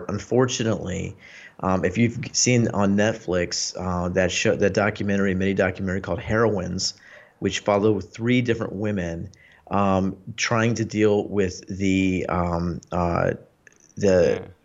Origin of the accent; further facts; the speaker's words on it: Virginia, United States; also born or lived in Honolulu, Hawaii; that would be Northern Virginia. So I'm a Nova guy. Um, I was born in Hawaii in Honolulu at uh, Tripler Army Hospital. My dad was in the army at the time.